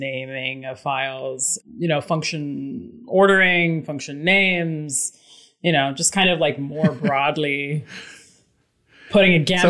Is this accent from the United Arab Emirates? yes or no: yes; Dubai, United Arab Emirates; moved away as an adult; also born or lived in New York City / Boston; now in Berkshires, United States; But yeah, I was born in New York City, moved to Dubai when I was a child, lived there for like 17 years, came back for college, like in the Boston area, have lived there since, and just recently moved out of the Boston area and into the Berkshires.